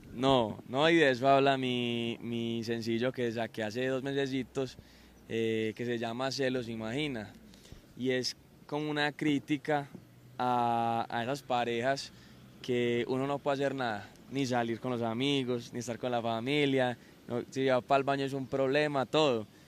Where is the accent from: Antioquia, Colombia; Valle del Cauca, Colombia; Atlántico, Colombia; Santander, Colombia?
Antioquia, Colombia; Medellín; soy cantante acá de Medellín